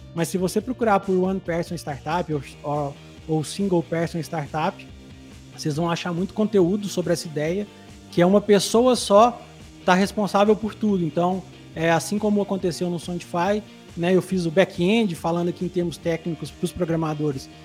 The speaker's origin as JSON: {"language": "Portuguese", "town": "Santo Antônio do Monte", "region": "Minas Gerais", "country": "Brazil", "tie": "born or raised there", "said": "eu sou é, nascido e criado bem no interior de Minas, é uma cidadezinha chamada Santo Antônio do Monte."}